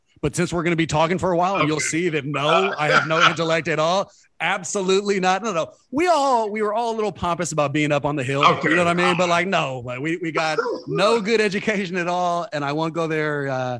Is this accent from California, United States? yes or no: yes; Oakland, California, United States; Born and raised in Oakland. I went to Skyline.